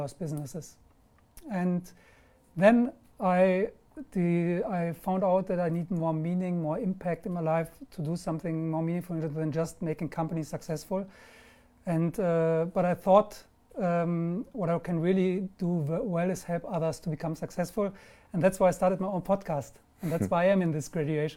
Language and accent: English; Germany; English is a second language; also born or lived in London; now in Marbella, Spain; I'm German. I live in Marbella